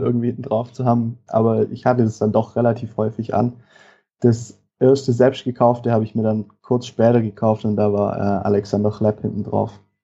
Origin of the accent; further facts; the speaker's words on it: Tuttlingen district, southern Baden-Württemberg, Germany; ich komme aus dem Kreis Tuttlingen, also im Süden von, von Baden-Württemberg